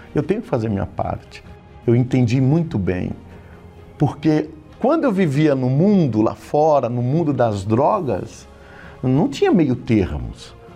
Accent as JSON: {"language": "Portuguese", "town": "Osasco", "region": "São Paulo", "country": "Brazil", "tie": "born or raised there", "also_born_or_lived": "Carapicuíba", "said": "sou natural de Carapicuíba, resido, sempre morei na cidade de Osasco"}